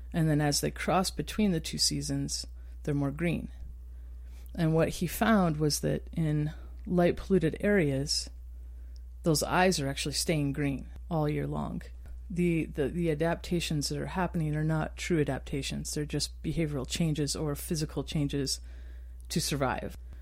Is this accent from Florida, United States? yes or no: no; Star Valley, Wyoming, United States; also born or lived in Utah; now in Moab, United States; growing up in Wyoming and under dark skies. I grew up in a place called Star Valley.